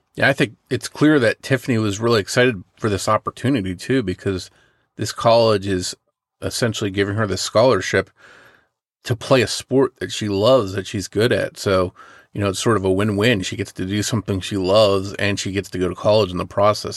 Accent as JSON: {"language": "English", "region": "southern New Jersey", "country": "United States", "tie": "born or raised there", "said": "my hometown in southern New Jersey"}